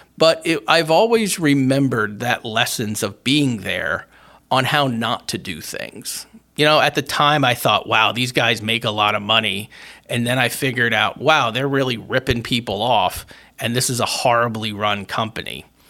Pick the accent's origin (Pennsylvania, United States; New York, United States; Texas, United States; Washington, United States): Pennsylvania, United States; Berwick; when I was a teenager and growing up in Berwick, uh, Pennsylvania